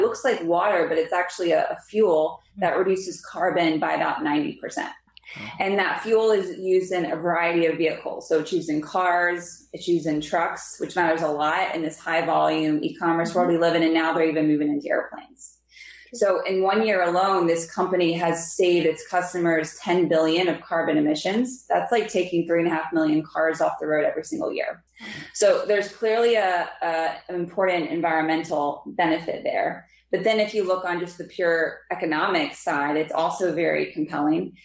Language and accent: English; Lansdale, Pennsylvania, United States; I grew up in Lansdale, Pennsylvania.